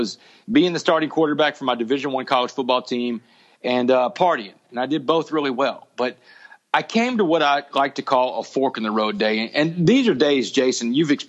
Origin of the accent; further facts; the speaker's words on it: Port Arthur, Texas, United States; I grew up in Port Arthur, man, having this nice, knit little happy home